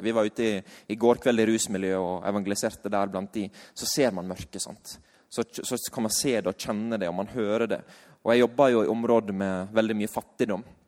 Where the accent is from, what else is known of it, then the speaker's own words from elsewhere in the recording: Sunnmøre, Møre og Romsdal, Norway; vi er fra Sunnmøre.